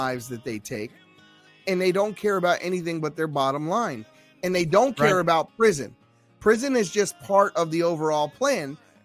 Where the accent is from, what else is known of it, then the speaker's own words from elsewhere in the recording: Baltimore, Maryland, United States; now in Nevada, United States; I grew up in Baltimore City and the projects